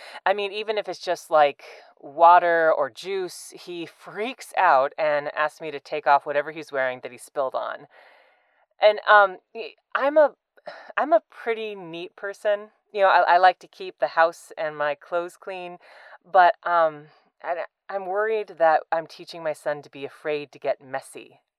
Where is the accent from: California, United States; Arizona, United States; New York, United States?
California, United States; San Diego; from San Diego, California.